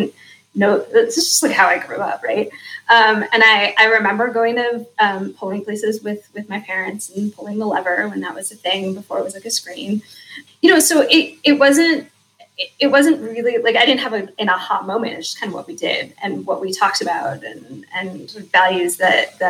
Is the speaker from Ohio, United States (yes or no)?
yes; Cleveland, Ohio, United States; now in Indianapolis, United States; I grew up in Cleveland or outside of Cleveland